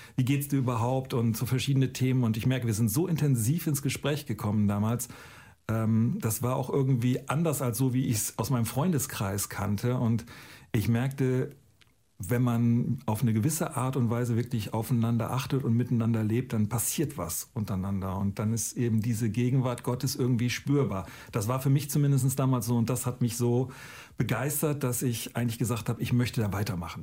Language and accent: German; Northern Germany, Germany; Ich komme aus Norddeutschland und war da ein normaler Jugendlicher